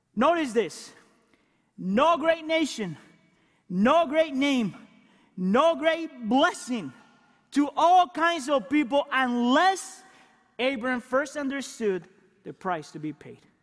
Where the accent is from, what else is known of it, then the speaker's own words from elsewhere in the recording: Colombia; now in United States; I'm first Christian and then Colombian